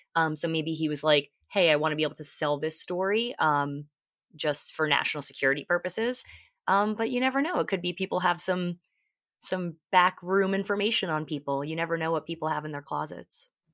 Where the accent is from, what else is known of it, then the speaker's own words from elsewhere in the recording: Long Island, New York, United States; I was born and raised on Long Island in New York